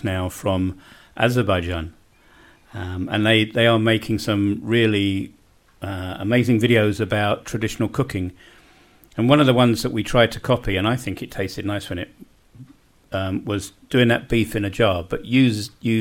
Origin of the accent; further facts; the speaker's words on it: London, United Kingdom; moved away as an adult; now in Bosnia and Herzegovina; I was a city boy. I grew up in West Kensington in London